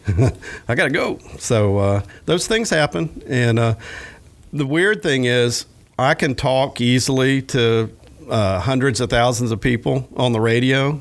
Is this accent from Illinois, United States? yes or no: no; Williston, Florida, United States; my hometown of Williston, where I grew up